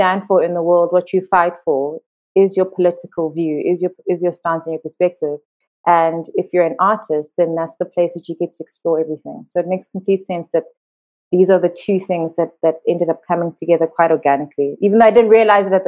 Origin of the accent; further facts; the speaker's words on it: South Africa; also born or lived in Johannesburg, South Africa / Cape Town, South Africa; I'm from South Africa. I've lived here most of my life.